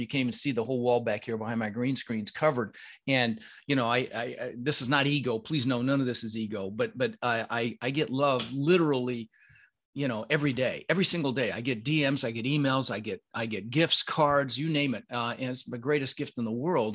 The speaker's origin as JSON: {"language": "English", "town": "Denver", "region": "Colorado", "country": "United States", "tie": "born or raised there", "also_born_or_lived": "Netherlands", "first_language": "Dutch", "second_language": "English", "said": "I was born in Holland. um, and immigrated when I was six with my brother Albert, my mother's Vancha, uh, and we, uh, you know, we really struggled. I, we moved to Denver"}